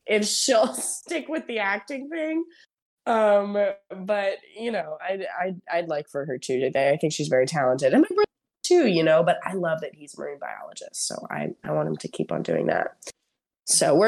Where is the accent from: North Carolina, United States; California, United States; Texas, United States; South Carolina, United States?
Texas, United States; Houston; I went to school in Houston. I'm from Houston. So I've never really been outside of the range of my family.